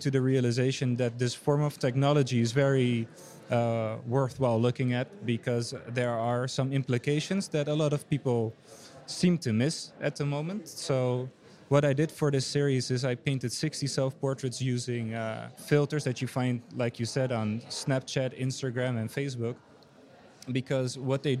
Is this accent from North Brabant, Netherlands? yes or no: no; Amsterdam, North Holland, Netherlands; I'm a painter from Amsterdam, the Netherlands